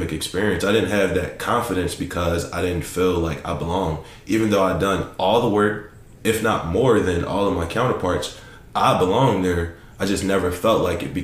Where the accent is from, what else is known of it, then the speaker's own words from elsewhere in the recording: Philadelphia, Pennsylvania, United States; I'm from Southwest Philadelphia